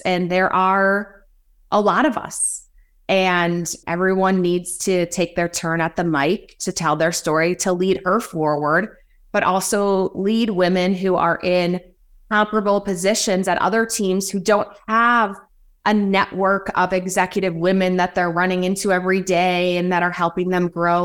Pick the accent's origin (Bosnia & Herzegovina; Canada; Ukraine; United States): United States; rural Illinois; I have two brothers, and we grew up pretty rural in Illinois